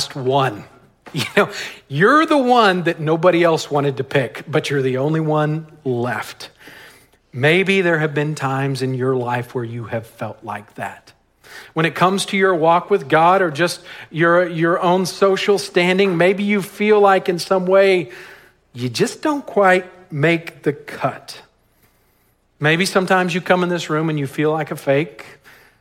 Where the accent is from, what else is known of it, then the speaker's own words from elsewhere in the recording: West Texas, United States; I grew up in West Texas on a ranch where we had dirt roads